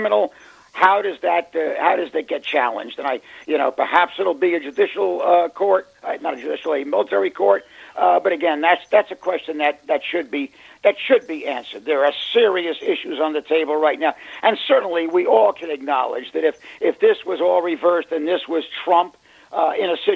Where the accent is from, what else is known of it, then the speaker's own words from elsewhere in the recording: United States; as an American